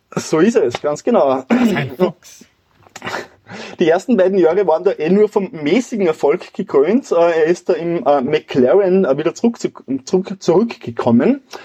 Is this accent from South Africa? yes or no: no; Wilhering, Upper Austria, Austria; meinem Heimatort Willering